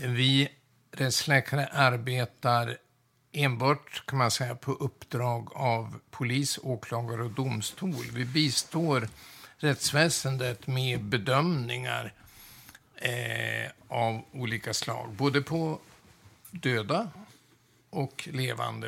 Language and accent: Swedish; Umeå, Västerbotten County, Sweden; jag är född och uppvuxen i Umeå